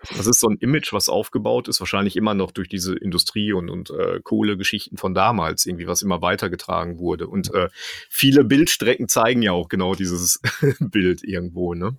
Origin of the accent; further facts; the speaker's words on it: Dortmund, North Rhine-Westphalia, Germany; ich komme ja selber aus Dortmund